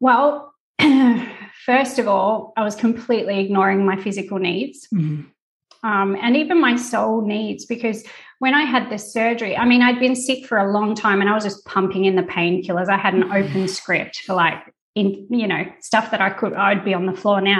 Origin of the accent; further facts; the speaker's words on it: Tasmania, Australia; moved away as an adult; now in Italy; I'm from Tasmania, so all my family is still back in Tassie